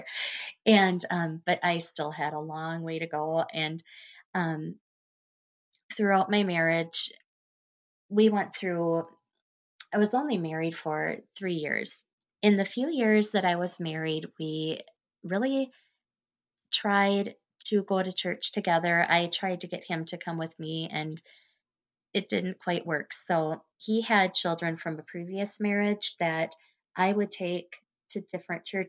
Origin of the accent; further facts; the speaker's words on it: about 20 miles out of Chippewa Falls, Wisconsin, United States; I grew up about 20 miles out of Chippewa Falls, out in the country